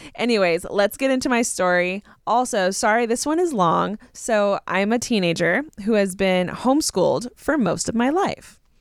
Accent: Southern California, United States; I grew up in Southern California.

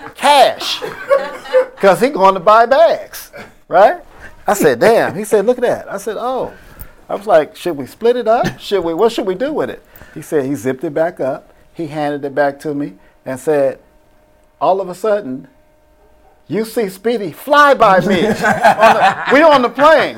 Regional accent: Oakland, California, United States; I'm from Oakland

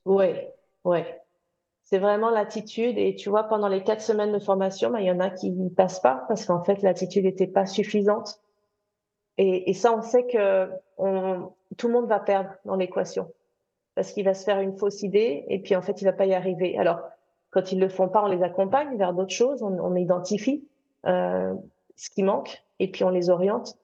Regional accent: France; also born or lived in United Kingdom; now in London, United Kingdom; je suis française anglaise

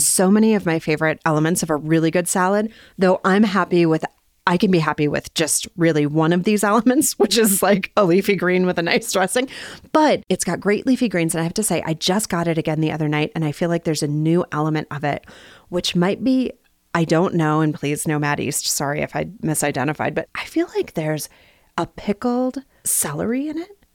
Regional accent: Bismarck, North Dakota, United States; also born or lived in Minnesota; now in Salt Lake City, United States; I grew up in Bismarck, North Dakota

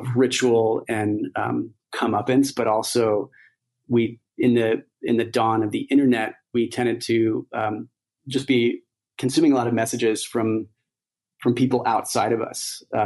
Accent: United States; growing up in the United States

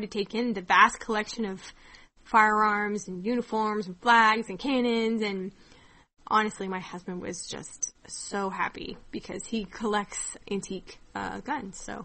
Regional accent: Kansas, United States; growing up in Kansas

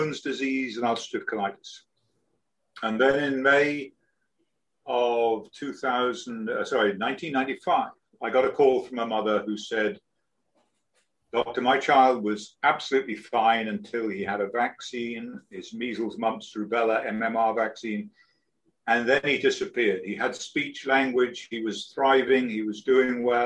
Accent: United Kingdom; moved away as an adult; also born or lived in London; now in Florida Keys, United States; I'm British, and I live at the moment. I live on a sailboat. I'm down in the Florida Keys

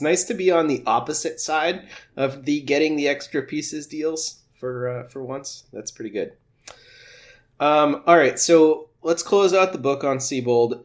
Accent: Worcester, Massachusetts, United States; Worcester, though? That's that's my hometown

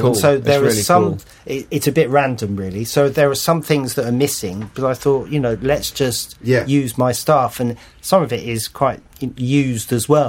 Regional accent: London, United Kingdom; I remember this very well as a Londoner

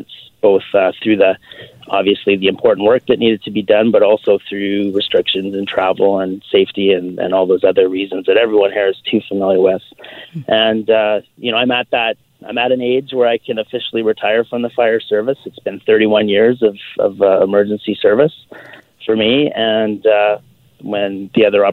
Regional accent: Alberta, Canada; also born or lived in Toronto; now in Vancouver, Canada; I came to Vancouver from Toronto, originally growing up in Alberta

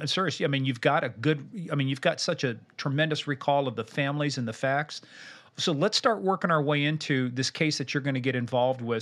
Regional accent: Kansas, United States; I'm from Kansas

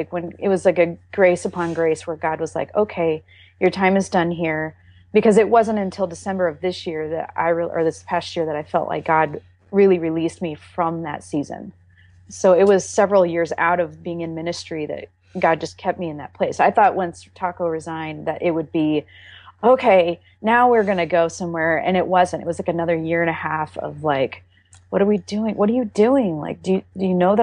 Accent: Iowa, United States; moved away as an adult; now in Texas, United States; Iowa, which is where my hometown is

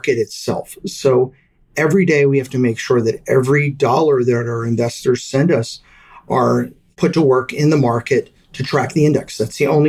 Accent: Delaware, United States; I grew up in Delaware

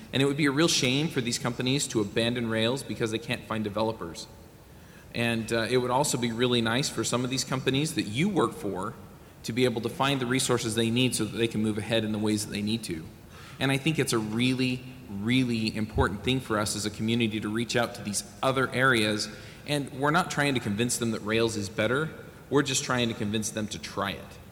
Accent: Utah, United States; I'm from Utah

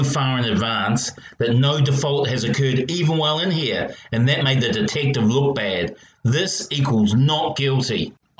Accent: Australia; But being Australian, and especially the involvement of this particular detective, I'm not getting my hopes up.

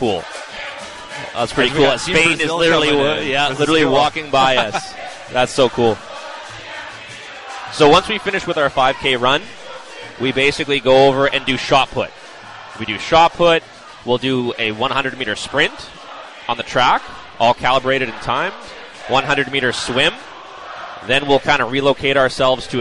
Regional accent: Regina, Saskatchewan, Canada; moved away as an adult; now in Winnipeg, Canada; I'm from Regina

